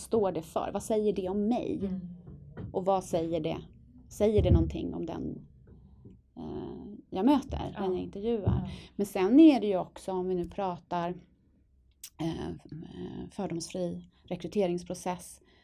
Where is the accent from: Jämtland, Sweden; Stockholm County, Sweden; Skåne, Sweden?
Stockholm County, Sweden; Stockholm; also born or lived in Dalarna; Stockholm, södra sidan av stan med anknytning till Dalarna på min pappas sida.